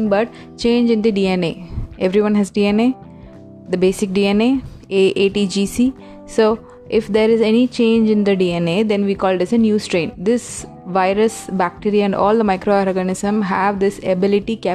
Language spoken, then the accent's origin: English; India; Being an Indian